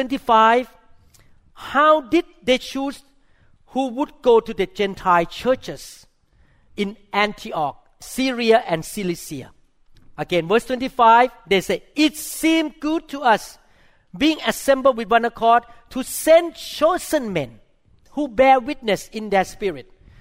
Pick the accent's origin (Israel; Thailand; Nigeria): Thailand; I'm a Thai Christian. I mean, I grew up in Thailand